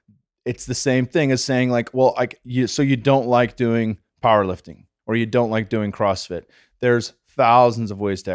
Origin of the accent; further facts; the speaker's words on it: California, United States; So I'm from the Bay Area. I'm allowed to say this.